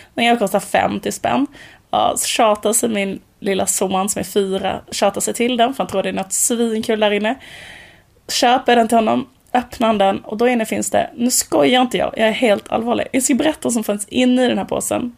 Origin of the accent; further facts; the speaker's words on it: Borås, Västra Götaland, Sweden; när vi var små och bodde i Borås, ett sånt höghusområde